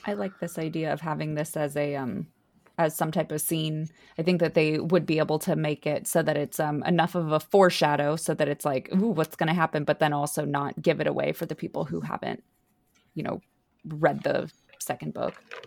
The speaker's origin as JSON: {"language": "English", "country": "United States", "said": "we're also American"}